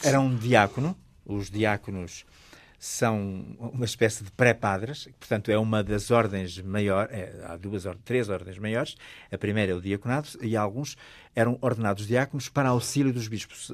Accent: the North, Northern Portugal, Portugal; eu sou de um sítio, eu sou do Norte

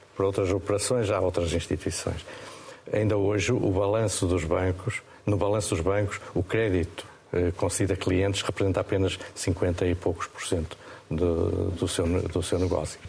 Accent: Estarreja, Centro, Portugal; Esta reja é, é a minha terra, é, é um local que eu gosto muito

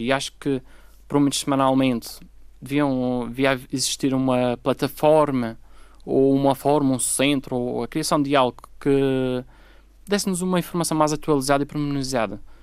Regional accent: Madeira, Portugal; nós, como madeirenses

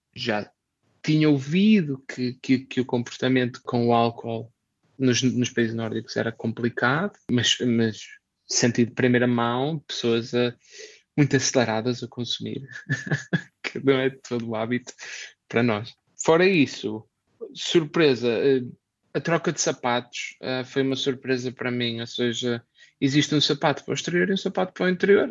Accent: Braga, Norte, Portugal; moved away as an adult; also born or lived in Poland / Indonesia / Belgium; now in Helsinki, Finland; eu venho de Braga

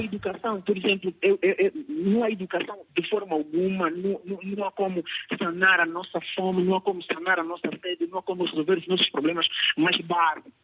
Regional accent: Kwanza Sul, Cuanza Sul, Angola; eu vivo no Kwanza Sul, eh, nasci no Kwanza Sul, nasci em Porto Almeres, vivo no Ambuí

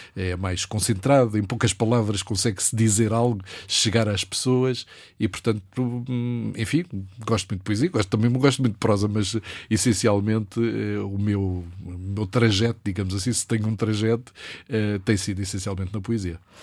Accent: Angola; moved away as an adult; now in Lisbon, Portugal; Onde nasci, onde o meu pai já tinha nascido, onde a minha irmã nasceu.

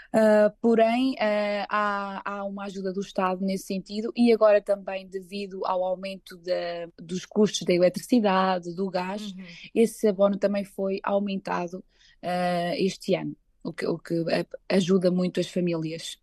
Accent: Portugal; moved away as an adult; now in Luxembourg; eu nunca me esqueço de onde venho, adoro Portugal e, e, penso muito em regressar em Portugal

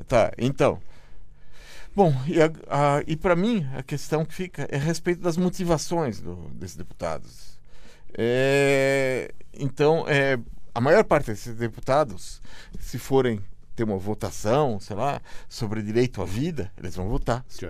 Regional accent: Brazil; enquanto brasileiro

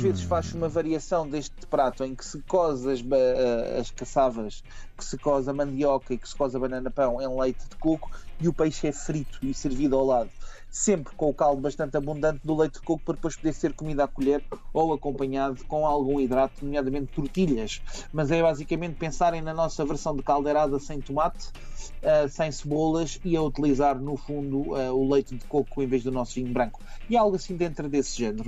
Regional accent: Portugal; nós portugueses

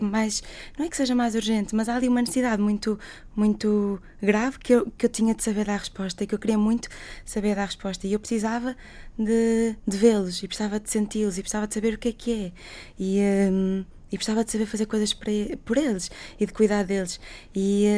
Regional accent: Portugal; eu sou portuguesa, sou médica

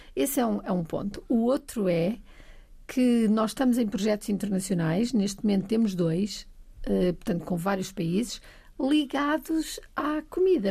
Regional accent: Bragança, Norte, Portugal; moved away as an adult; also born or lived in Alentejo; cresci em Trás-os-Montes, cresci em Bragança

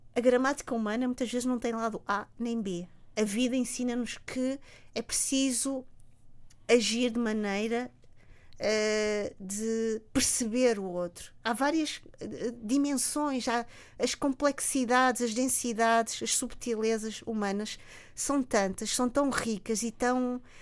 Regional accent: Mozambique; moved away; Eu olho para Moçambique, isso é importante dizê-lo, como um país belíssimo, um país onde eu nasci, um país que é verdade, não faz parte do meu dia a dia

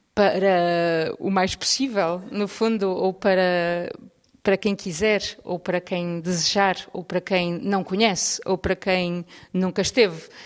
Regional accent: Porto, Norte, Portugal; moved away as an adult; now in Lisbon, Portugal; eu sou do Porto, mudei para Lisboa há 20 anos.

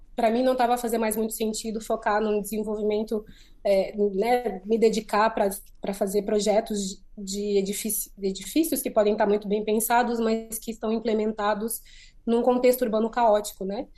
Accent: Maputo, Mozambique; moved away; de Maputo, que é de onde eu sou

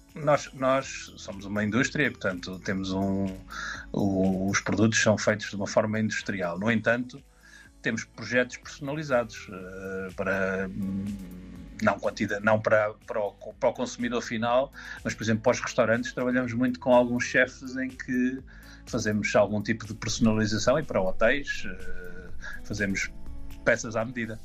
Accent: Aveiro, Centro, Portugal; also born or lived in Angola; Universidade de Aveiro que é a minha cidade eh, onde cresci e vivi

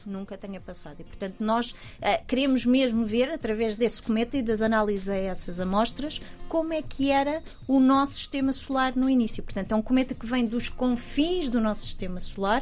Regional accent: Portugal; moved away as an adult; also born or lived in United Kingdom; sendo portuguesa

